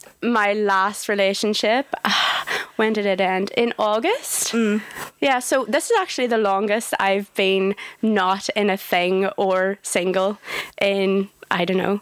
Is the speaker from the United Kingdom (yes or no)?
yes; Northern Ireland, United Kingdom; now in Leeds, United Kingdom; I'm 25. I'm from Northern Ireland